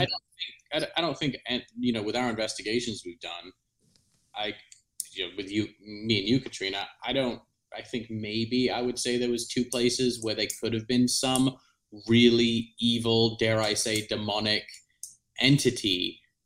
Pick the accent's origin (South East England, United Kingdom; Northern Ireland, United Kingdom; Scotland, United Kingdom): South East England, United Kingdom; moved away; where I grew up in England.